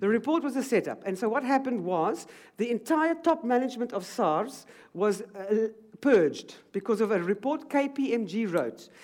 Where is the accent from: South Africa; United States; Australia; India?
South Africa; as a South African